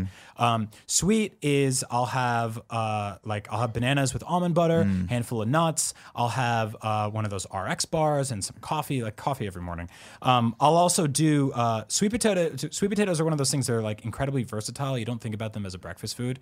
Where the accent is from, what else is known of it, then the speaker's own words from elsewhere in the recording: East Coast, United States; I'm Italian from East Coast